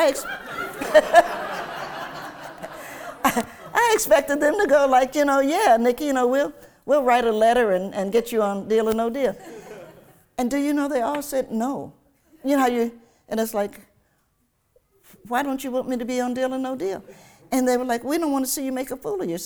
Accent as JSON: {"language": "English", "town": "Lincoln Heights", "region": "Ohio", "country": "United States", "tie": "born or raised there", "also_born_or_lived": "Knoxville, Tennessee / Cincinnati, Ohio", "said": "I grew up in a little town called Lincoln Heights"}